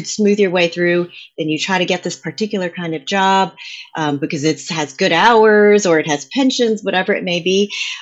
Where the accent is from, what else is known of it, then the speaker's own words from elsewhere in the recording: New Jersey, United States; first language English; growing up in New Jersey